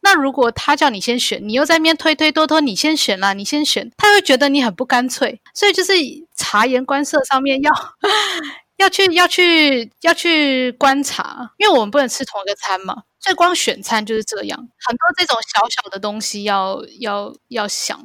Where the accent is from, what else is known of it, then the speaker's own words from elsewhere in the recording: Taiwan; moved away as an adult; also born or lived in Canada; now in Hong Kong; 在台湾长大